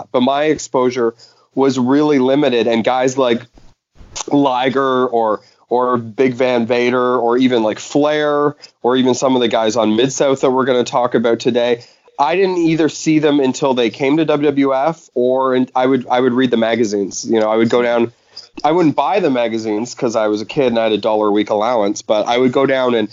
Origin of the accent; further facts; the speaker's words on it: Canada; The, the well, being Canadian, aka the greatest wrestling nation in the world, pound for pound.